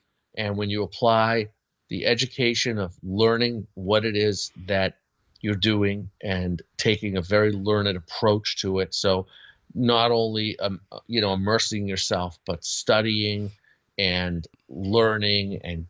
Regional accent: Boston, Massachusetts, United States; I grew up in the Boston area, and Gene was local, of course, to the area

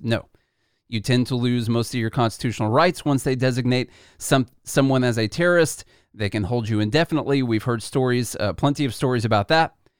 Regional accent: Nashville, Tennessee, United States; born or raised there

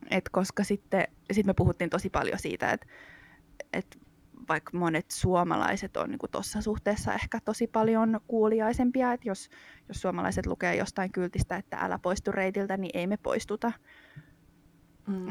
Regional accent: Espoo, Uusimaa, Finland; mä oon kasvanut Espoossa.

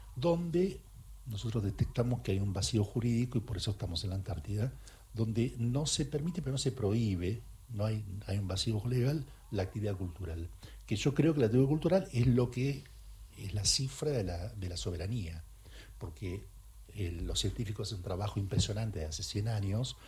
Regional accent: Bahía Blanca, Buenos Aires Province, Argentina; now in Buenos Aires, Argentina; Yo soy de Bahía Blanca y me tomaba el tren para venir a la Biblioteca Nacional cuando era pibe

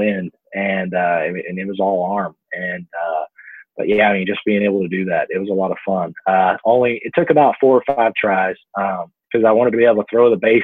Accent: Texas, United States; Me being from Texas, you know, my hometown's about 2 hours north of Houston and about 3 hours south of Dallas

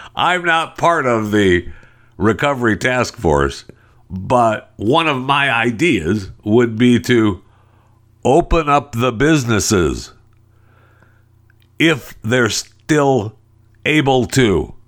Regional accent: San Francisco, California, United States; No, I'm from San Francisco. That's what I call my home.

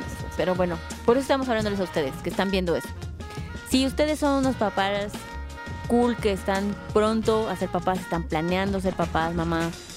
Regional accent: Mexico; como mexicanos, pues los hijos los mantenemos

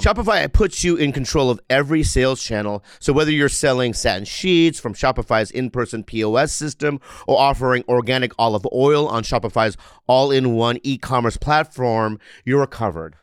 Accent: San Diego, California, United States; I'm from San San Diego

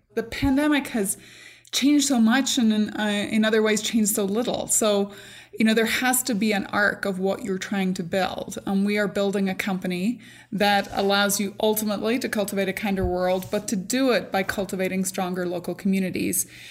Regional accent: Northern Ireland, United Kingdom; moved away; I grew up in Northern Ireland. I grew up in a very small community, but I grew up during the Troubles

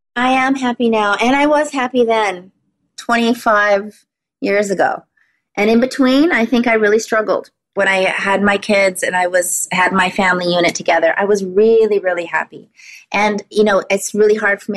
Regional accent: Vancouver Island, British Columbia, Canada; moved away as an adult; also born or lived in Los Angeles; I had a good foundation, good roots here on Vancouver Island

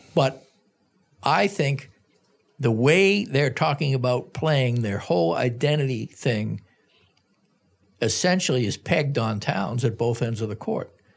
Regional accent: Boston, Massachusetts, United States; now in Minneapolis, United States; I grew up in Boston, which is a prestigious city in many quarters

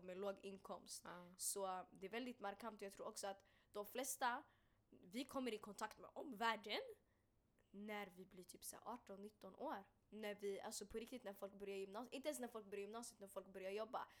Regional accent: Stockholm, Stockholm County, Sweden; also born or lived in Bredäng; jag kommer från Hagsätra, jag kan bara snacka om Hagsätra. Jag, jag, jag föddes där och mm. växte mm. upp där

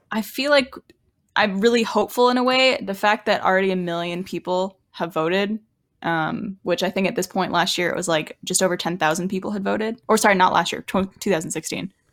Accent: Canada; accent: Canadian; my Canadian accent

